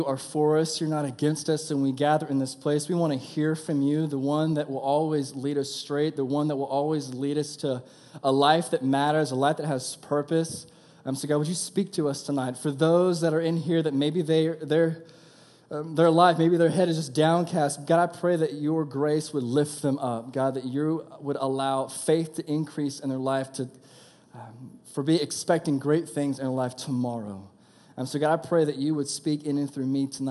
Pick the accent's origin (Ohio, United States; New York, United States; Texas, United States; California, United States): Texas, United States; I'm from Texas.